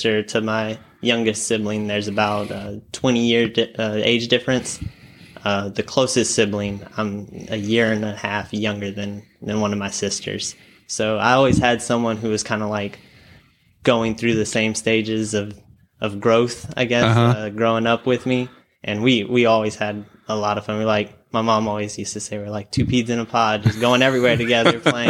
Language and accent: English; Hamshire, Texas, United States; also born or lived in Lafayette, Louisiana; I'm from Hancomer, Texas, which is a super small farming town, kind of right in between Houston and Beaumont, so southeast Texas. I was born in Lafayette, Louisiana, so I'm originally from Louisiana